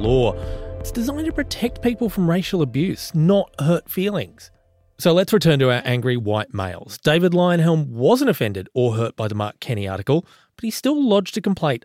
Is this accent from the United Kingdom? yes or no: no; Australia; I was born in a very small country town.